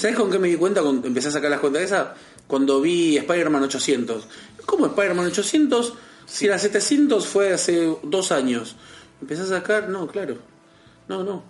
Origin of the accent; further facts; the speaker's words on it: Berazategui, Buenos Aires Province, Argentina; soy de Berazategui